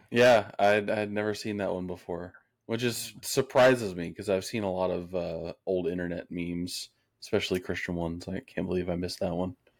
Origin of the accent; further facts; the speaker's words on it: Texas, United States; now in Tennessee, United States; I'm from Texas